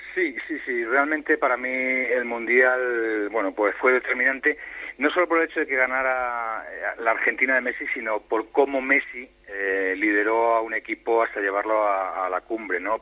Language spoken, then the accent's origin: Spanish; Spain; soy el periodista español